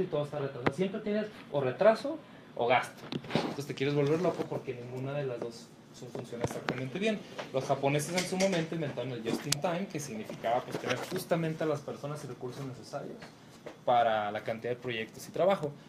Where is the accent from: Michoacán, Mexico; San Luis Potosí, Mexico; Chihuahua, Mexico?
Chihuahua, Mexico; moved away as an adult; now in Guadalajara, Mexico; nací en Chihuahua, trabajé muchos años en Chihuahua y este año nos vinimos a Guadalajara, México